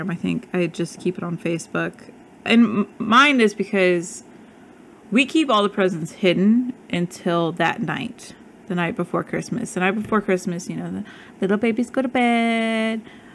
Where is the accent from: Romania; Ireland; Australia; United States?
United States; Midwest; now in Arizona, United States; I grew up in the Midwest